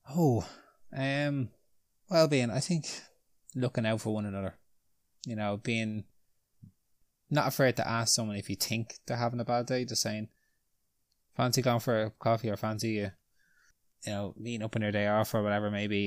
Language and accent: English; Ireland; we're Irish